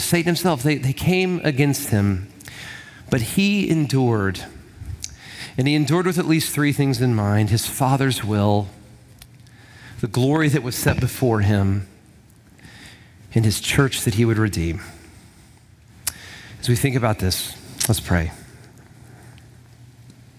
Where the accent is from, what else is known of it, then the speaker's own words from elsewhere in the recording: Huntsville, Alabama, United States; I'm from Huntsville